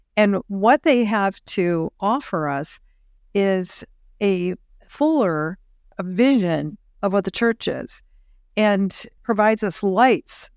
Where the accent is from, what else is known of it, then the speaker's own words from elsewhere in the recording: Nebraska, United States; We're Nebraskans